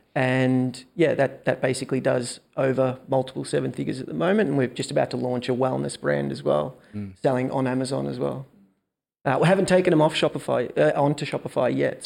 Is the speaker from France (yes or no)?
no; Melbourne, Victoria, Australia; born and raised in Melbourne.